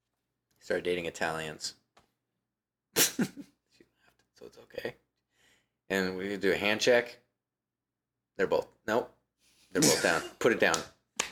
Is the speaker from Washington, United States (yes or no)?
yes; Washington, United States; also born or lived in Los Angeles; now in Austin, United States; my home state, Washington